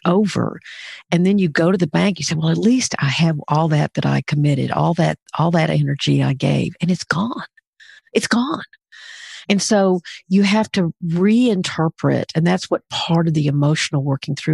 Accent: Pine Bluff, Arkansas, United States; I grew up in Pine Bluff, Arkansas

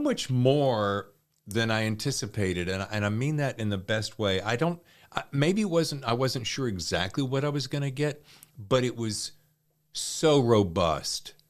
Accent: the South, United States; I grew up in the South

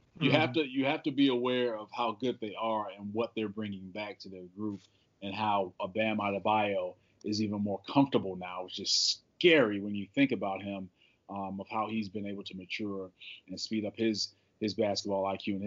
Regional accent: Chicago, Illinois, United States; I'm from Chicago

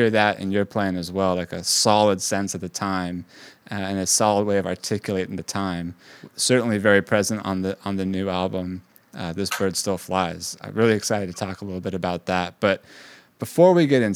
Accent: Bay Area, California, United States; moved away as an adult; now in New York, United States; I grew up in the Bay Area

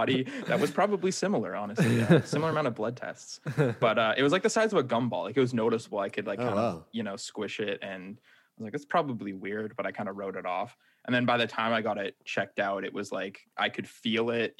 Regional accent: Niagara, Ontario, Canada; I am from Niagara.

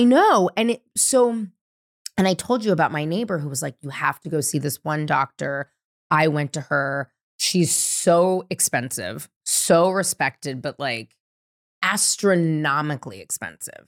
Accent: San Francisco, California, United States; growing up in San Francisco

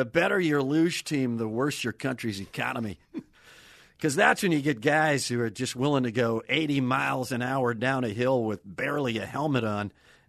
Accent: Wisconsin, United States; I was an altar boy in Wisconsin.

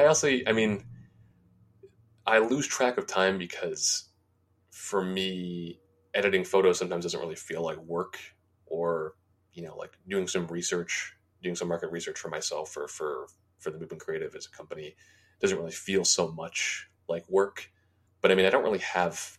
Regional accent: United States; being an American

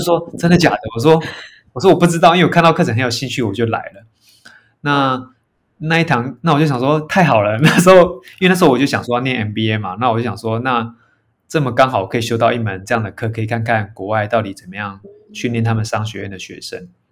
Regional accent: Yunlin County, Taiwan; moved away; also born or lived in Taipei; 我小时候我是嗯。云林长大的

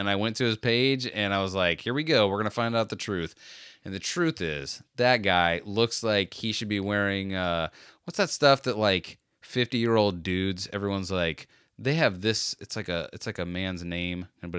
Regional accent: Brooklyn, New York, United States; I assure you that I am from Brooklyn and I am not from Spain. I'm sorry if there was any confusion.

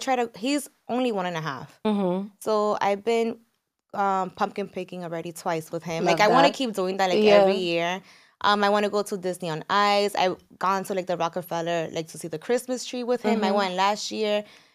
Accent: San Francisco de Macorís, Duarte, Dominican Republic; We're from San Francisco de Macorís in DR.

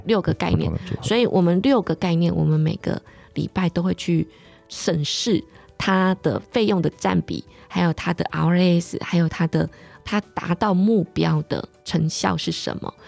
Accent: Pingtung County, Taiwan; 因为我是屏东人嘛，所以我很小的时候我就想要去很远的地方

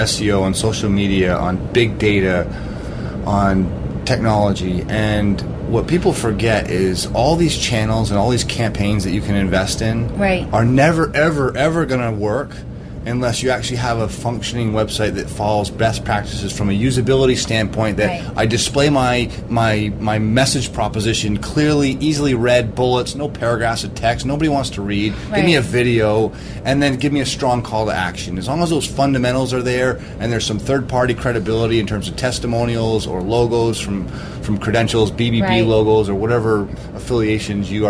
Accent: Vermont, United States; also born or lived in Cape Cod, Massachusetts; I'm from Vermont

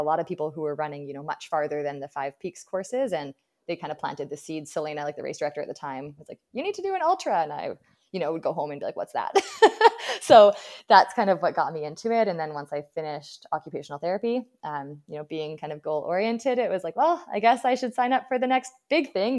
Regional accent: Abbotsford, British Columbia, Canada; my hometown

